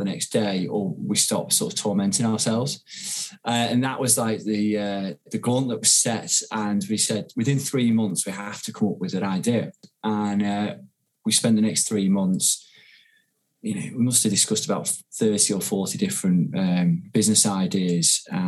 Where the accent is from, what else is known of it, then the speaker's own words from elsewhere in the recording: Ormskirk, North West England, United Kingdom; moved away as an adult; also born or lived in London; now in Manchester, United Kingdom; I'm from a place called Ormskirk, actually, which is in Lancashire, a bit closer to Liverpool. But I came to Manchester when I was 18 for university